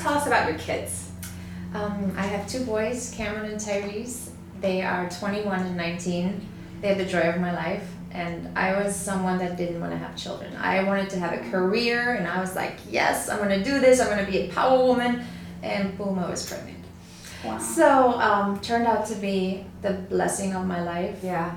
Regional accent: Germany; I was born in Germany

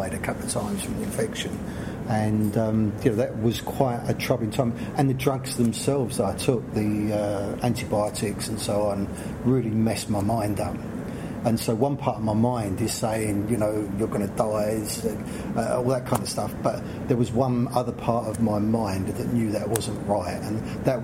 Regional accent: London, United Kingdom; I grew up on a South London council estate

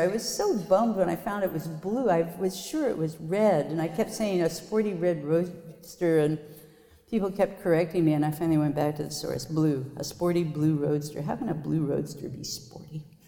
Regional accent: Lawrence, Kansas, United States; my hometown, Lawrence, Kansas

